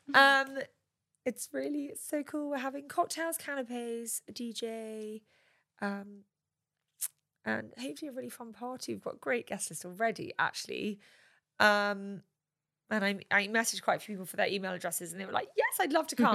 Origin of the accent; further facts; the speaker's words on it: United Kingdom; I'm British